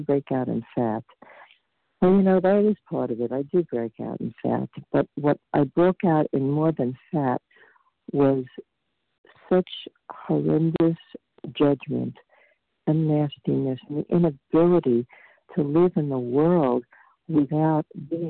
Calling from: Vermont, United States; I'm calling from Vermont.

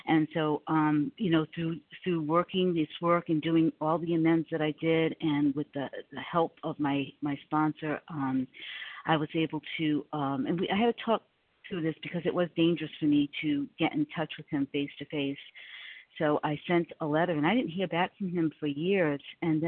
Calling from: South Carolina, United States; I am in South Carolina, gratefully recovered through God's grace

